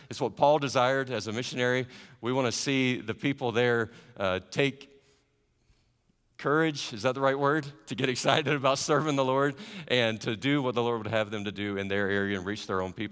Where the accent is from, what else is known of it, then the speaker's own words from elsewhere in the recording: the South, United States; I don't know if my accent gives it away. I don't have much of an accent now that I've had to learn other languages. But my wife and I are Southerners.